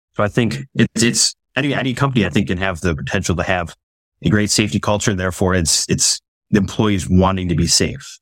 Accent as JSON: {"language": "English", "town": "Schofield", "region": "Wisconsin", "country": "United States", "tie": "born or raised there", "said": "I grew up in Western Wisconsin, um, kind of the smack middle of the state of Wisconsin"}